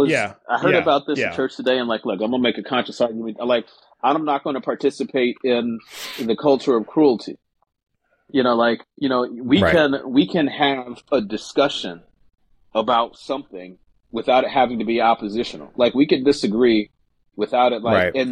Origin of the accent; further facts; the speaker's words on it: Philadelphia, Pennsylvania, United States; I'm from Philly, man.